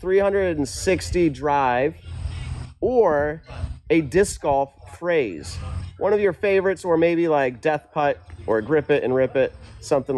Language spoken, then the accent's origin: English; New England, United States